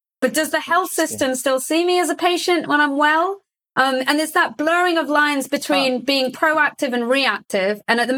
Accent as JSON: {"language": "English", "country": "Saudi Arabia", "tie": "born or raised there", "said": "I grew up in Saudi Arabia, for example. My values were based on my ecosystem at the time, but since then I've lived in several different geographies."}